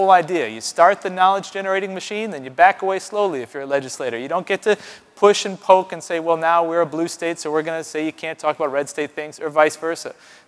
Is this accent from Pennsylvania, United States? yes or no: no; Buffalo, New York, United States; moved away; my hometown of Buffalo, New York